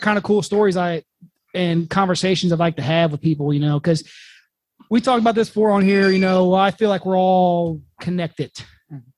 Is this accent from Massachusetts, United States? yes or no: no; Winfield, Missouri, United States; I'm originally from Winfield.